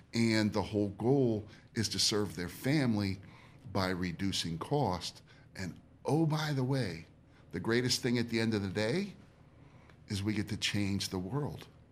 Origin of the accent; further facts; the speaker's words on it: Easton, United States; moved away; also born or lived in California; my hometown